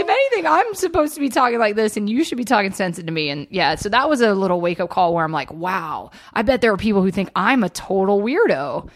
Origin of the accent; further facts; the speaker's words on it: Atlanta, Georgia, United States; moved away; I grew up in Georgia.